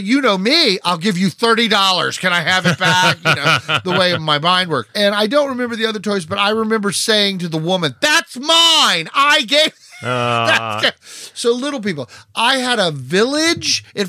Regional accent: West Virginia, United States; also born or lived in Florida; When we moved from Florida back to West Virginia

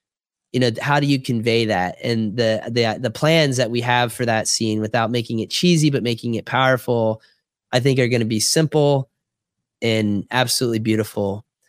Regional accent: Jupiter, Florida, United States; moved away; growing up in Jupiter, Florida

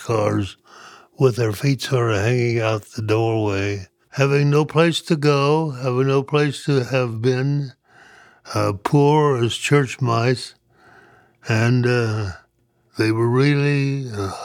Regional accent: Lost Creek, West Virginia, United States; also born or lived in Liberia / Illinois; now in Greeley, United States; I was born in 1927 in Lost Creek, West Virginia

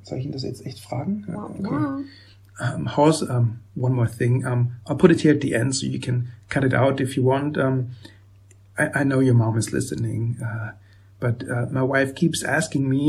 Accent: Vienna, Austria; now in Germany; born and raised in Vienna, and right now I live in a tiny town in Germany with my wife and daughter.

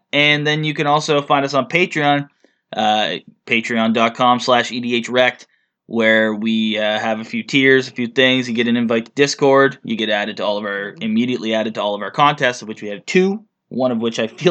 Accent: Canada; we're Canadian

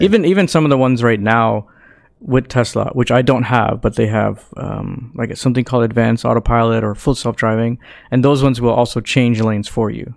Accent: Canada; we're Canadian

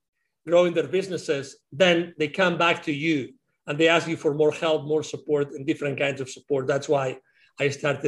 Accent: Spain; moved away; also born or lived in Latin America; I had lived outside of my home country, which is Spain

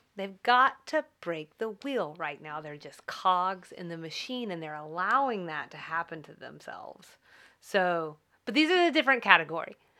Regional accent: United States; as an American

